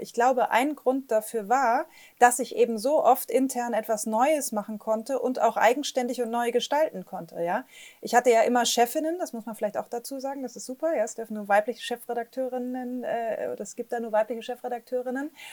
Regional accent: Flensburg, Schleswig-Holstein, Germany; moved away; also born or lived in Bremen / Hamburg / Berlin; bin groß geworden äh, am, am, Wasser an der Ostsee. Ich komme aus Flensburg

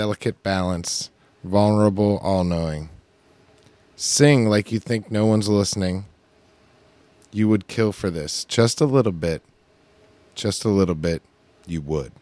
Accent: United States; We're American

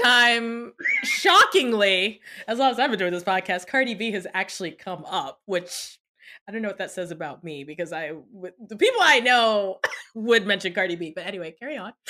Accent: United States; I was born in the States

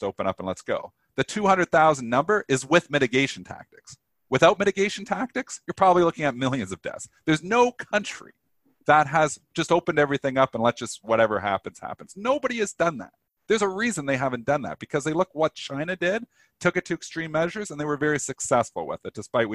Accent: Canada; I'm Canadian.

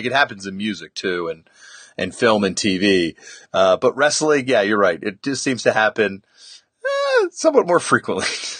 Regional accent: Toronto, Ontario, Canada; grew up in Toronto, Canada.

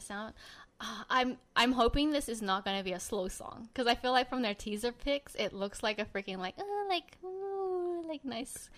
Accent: Sydney, New South Wales, Australia; now in Los Angeles, United States; he was born and raised in Sydney, Australia. Same as me.

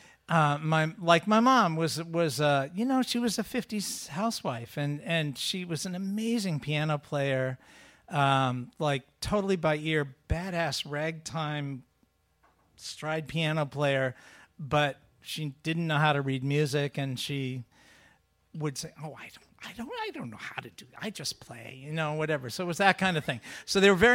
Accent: Sudbury, Massachusetts, United States; I grew up in Sudbury, to the west of here, near Concord, Lincoln, out that way, Walden Pond

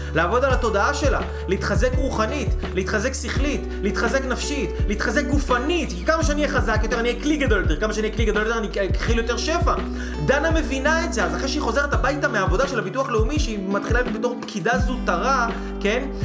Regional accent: Israel

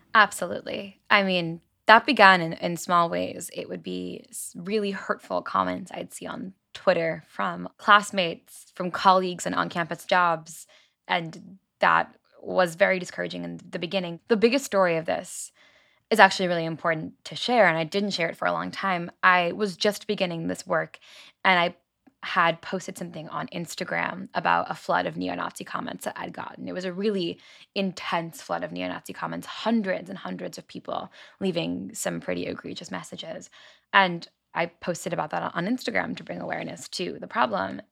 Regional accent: Long Island, New York, United States; I grew up on Long Island, New York

